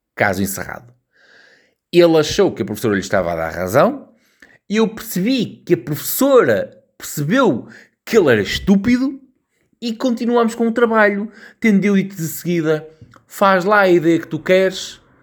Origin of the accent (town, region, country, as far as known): Portugal